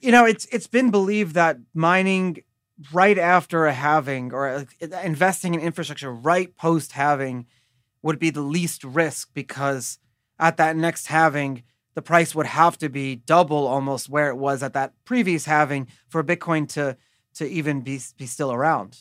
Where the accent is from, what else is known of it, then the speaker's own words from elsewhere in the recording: New York, United States; I grew up in New York